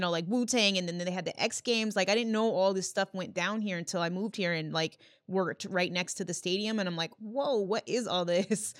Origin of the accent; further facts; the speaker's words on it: Yorktown, Virginia, United States; also born or lived in Illinois; now in Minnesota, United States; grew up in Yorktown, Virginia, but then, you know, lived in Illinois for the most of my life